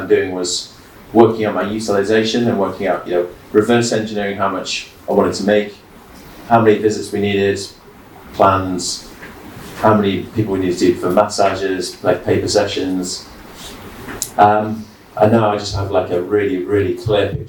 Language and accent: English; York, Yorkshire and the Humber, United Kingdom; moved away; I'm from York originally